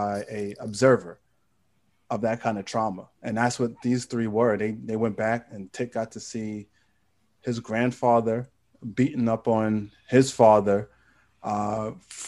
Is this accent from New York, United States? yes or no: yes; New York City, New York, United States; I'm from Queens, New York